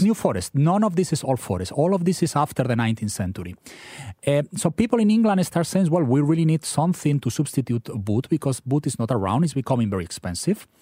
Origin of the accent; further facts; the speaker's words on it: Spain; now in Philadelphia, United States; your listeners could probably guess from my funny accent, I'm from Spain.